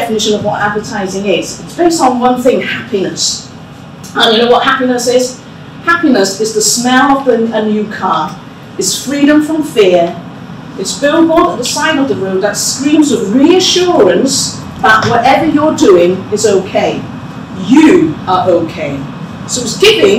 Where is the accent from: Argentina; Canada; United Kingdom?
United Kingdom; Cardiff, Wales; moved away; I was born in Mainsey Road, which is just a stone's throw away from here, in a house, which I won't tell you the numbers, saving the tourist trail. And it's, as a Welsh-born Chinese growing up in the 1970s and 80s